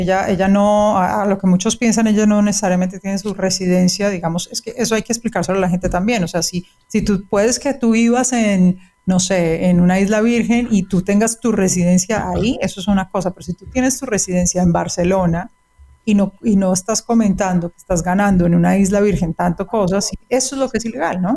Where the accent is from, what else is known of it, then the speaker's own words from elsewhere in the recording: Colombia; yo soy colombiana